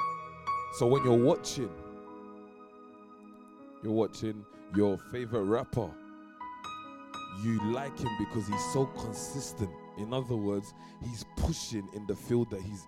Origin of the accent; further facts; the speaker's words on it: London, United Kingdom; because I'm from East London